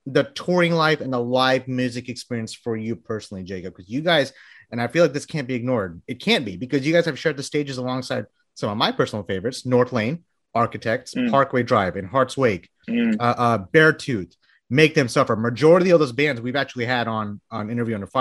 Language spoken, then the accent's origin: English; Bangladesh; moved away; I was born in Bangladesh